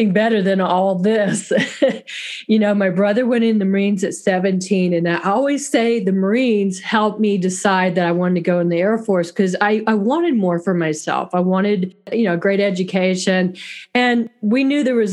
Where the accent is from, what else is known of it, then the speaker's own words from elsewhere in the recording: Florida, United States; also born or lived in Fort Lauderdale, Florida / Interlachen, Florida; I am a native Floridian. I grew up in Fort Lauderdale, and then I moved to North Florida in the country, and it's a little small town called Interlochen